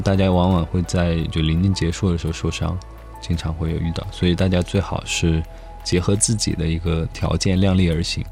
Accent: China; also born or lived in Grenoble, France; 中国其实有个特色，就是我们做什么事情都非常快

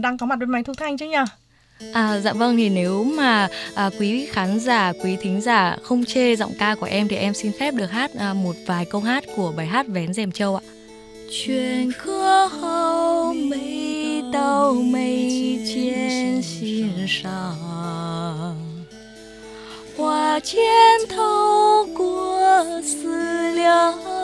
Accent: Vietnam; moved away as an adult; now in China; em là người Việt Nam

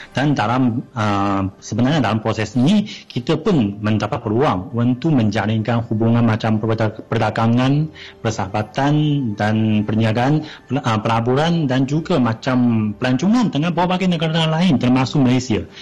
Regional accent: China; Malay is a second language; kami orang Cina

